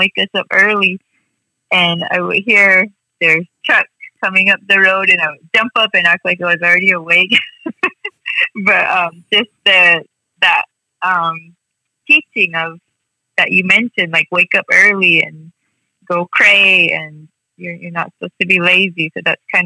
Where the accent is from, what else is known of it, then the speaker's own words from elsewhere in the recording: Second Mesa, Arizona, United States; now in the valley, United States; we've been down here in the valley for a while, but we are from Sipalavi Village, Patiwungwa